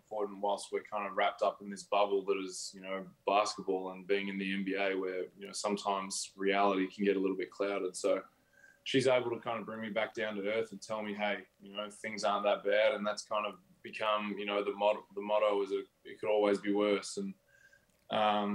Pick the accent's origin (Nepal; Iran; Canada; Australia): Australia; moved away as an adult; now in United States; being Australian